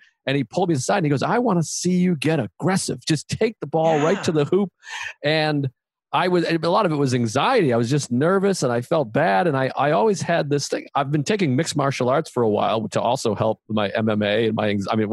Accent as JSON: {"language": "English", "town": "Boston", "region": "Massachusetts", "country": "United States", "tie": "born or raised there", "said": "growing up in Boston, where there was so much value put on how tough you are and if you could fight"}